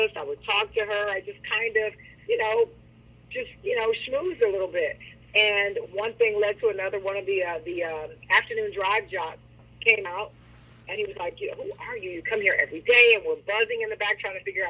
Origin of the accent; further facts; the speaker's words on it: Chattanooga, Tennessee, United States; also born or lived in Nashville; I'm originally from Chattanooga, which is, you know, just a stone's throw away from Nashville.